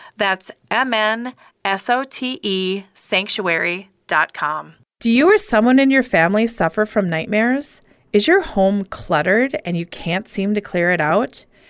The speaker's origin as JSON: {"language": "English", "town": "Minneapolis", "region": "Minnesota", "country": "United States", "said": "I'm from Minneapolis"}